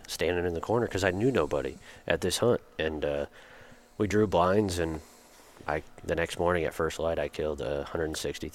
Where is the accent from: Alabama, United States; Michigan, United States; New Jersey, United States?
Michigan, United States; I grew up in Michigan